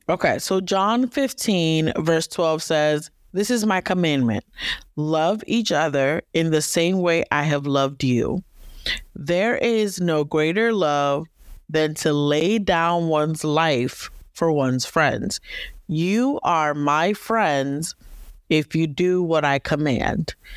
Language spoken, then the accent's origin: English; Northern Virginia, United States; I am from Northern Virginia, the D M V area